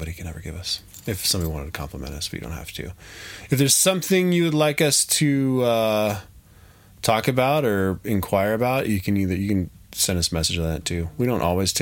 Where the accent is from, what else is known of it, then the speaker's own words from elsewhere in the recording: Denver, Colorado, United States; moved away; I'm from Denver